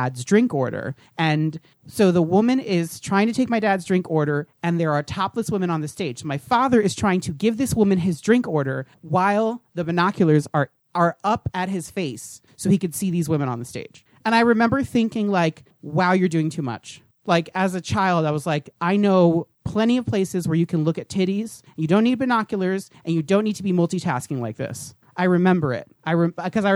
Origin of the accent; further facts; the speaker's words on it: New Jersey, United States; I grew up in New Jersey